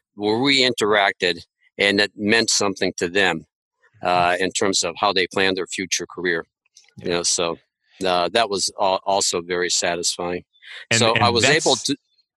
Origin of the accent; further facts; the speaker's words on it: Ohio, United States; moved away as an adult; I did come back to Ohio is I felt I could help build something here in my home state